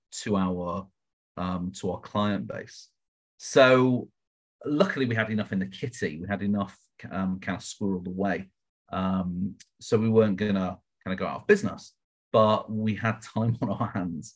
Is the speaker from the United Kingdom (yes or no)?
yes; United Kingdom; accent: British; now in Las Vegas, United States; So I am British, as you can probably tell from the accent